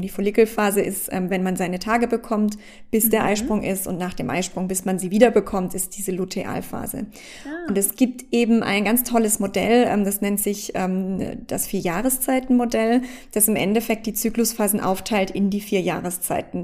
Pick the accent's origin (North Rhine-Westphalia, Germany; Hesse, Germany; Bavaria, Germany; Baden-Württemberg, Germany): Baden-Württemberg, Germany; G8 hieß das bei uns in Baden-Württemberg ähm, damals, also ich komme ja aus Deutschland